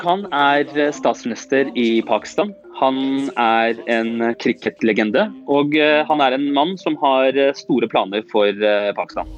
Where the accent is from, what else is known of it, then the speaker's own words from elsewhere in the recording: Oslo, Norway; jeg er som sagt født og oppvokst eh, øst i Oslo, eh, på Stovner. Det er der jeg har bodd hele livet mitt, og jeg bor der fortsatt.